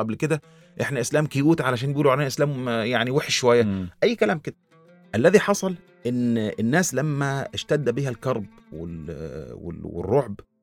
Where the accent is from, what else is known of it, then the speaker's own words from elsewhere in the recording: Egypt; عندنا في مصر في مسلمين واقباط